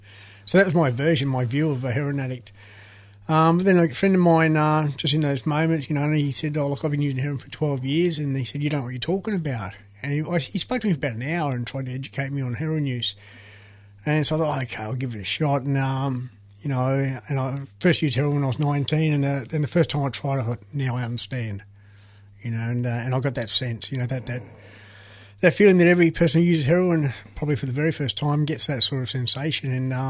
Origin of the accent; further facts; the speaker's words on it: Melbourne, Victoria, Australia; I grew up on the Fitzroy Street, St Kilda, back in the day